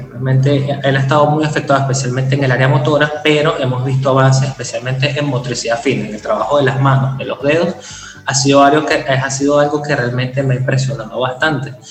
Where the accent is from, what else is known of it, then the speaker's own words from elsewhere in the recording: Venezuela; yo creo que en ser países caribeños, yo soy venezolano